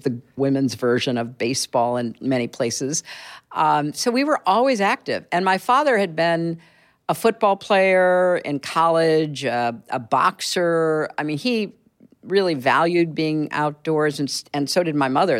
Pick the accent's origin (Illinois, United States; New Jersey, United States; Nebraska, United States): Illinois, United States; Chicago; also born or lived in Boston / Connecticut / Washington; now in New York, United States; I grew up in Chicago, in the suburbs there